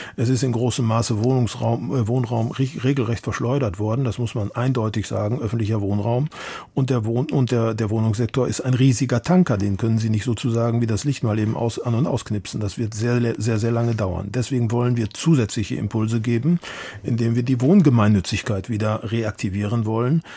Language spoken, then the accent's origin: German; Munich, Bavaria, Germany; ich bin Münchner